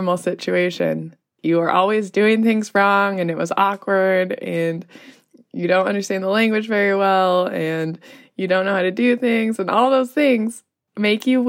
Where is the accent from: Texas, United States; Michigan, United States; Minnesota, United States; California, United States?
California, United States; Los Angeles; moved away as an adult; also born or lived in Nepal; I arrived in LA, where I am from